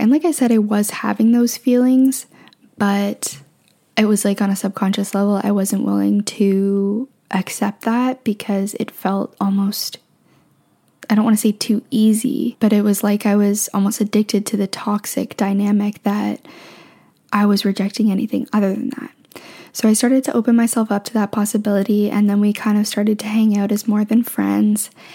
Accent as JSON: {"language": "English", "country": "Canada", "also_born_or_lived": "Ontario", "lives_now": "Vancouver, Canada", "said": "I'm from Canada"}